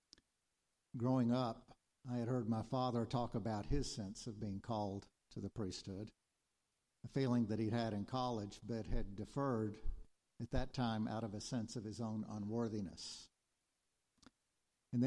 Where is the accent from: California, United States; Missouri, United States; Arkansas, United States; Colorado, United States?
Arkansas, United States; moved away as an adult; also born or lived in New York; sent us back home to stay in Arkansas. I felt called to a place, home